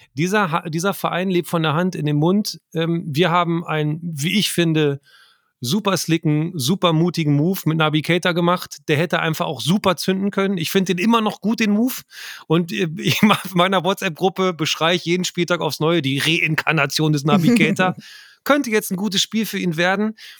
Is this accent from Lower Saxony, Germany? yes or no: yes; Lower Saxony, Germany; Ich bin ja Niedersachse und bin tatsächlich mit einer gewissen Nordbrille ausgestattet